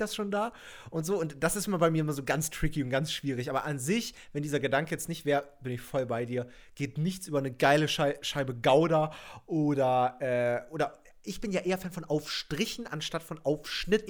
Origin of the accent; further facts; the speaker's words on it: Doberschau, Saxony, Germany; bei mir in Doberschau, wo ich aufgewachsen bin